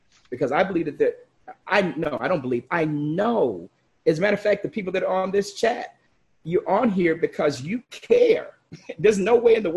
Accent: Chicago, Illinois, United States; I grew up in Chicago

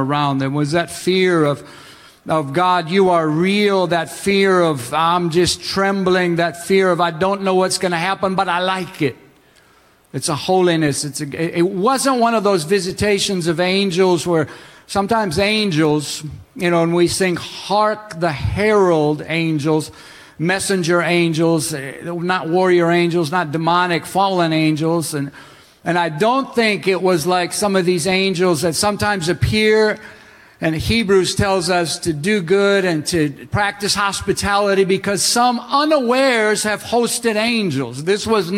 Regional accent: Minnesota, United States; When I was growing up in Minnesota, I went to the Lutheran Church

